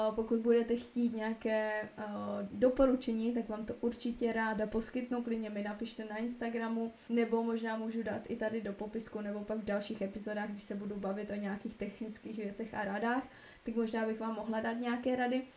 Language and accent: Czech; Moravia, Czechia; moved away as an adult; also born or lived in Uherské Hradiště, Czech Republic / Prague, Czech Republic; now in Opotiki, New Zealand; jsem z Moravy